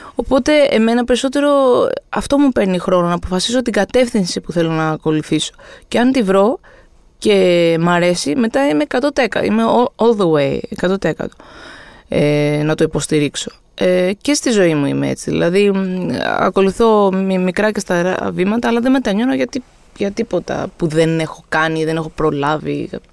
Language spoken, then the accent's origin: Greek; Greece; είμαι από Ελλάδα